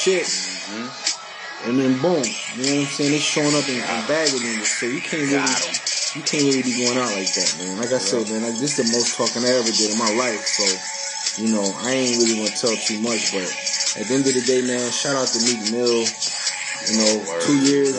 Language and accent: English; New Orleans, Louisiana, United States; now in Orlando, United States; I'm from New Orleans, repping Orlando